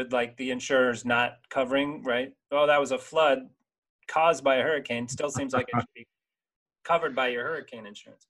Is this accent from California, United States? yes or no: no; Vero Beach, Florida, United States; I grew up in Vero Beach, Florida